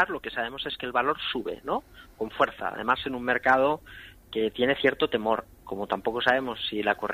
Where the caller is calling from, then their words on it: Logroño, La Rioja, Spain; hola buenas … de Logroño